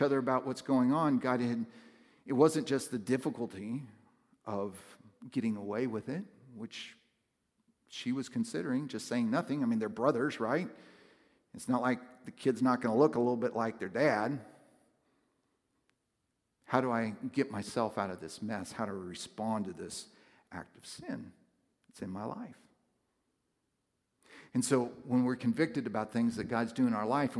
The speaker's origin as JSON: {"language": "English", "region": "West Coast", "country": "United States", "tie": "born or raised there", "moved": "yes", "said": "growing up on the West Coast, it's a much different culture"}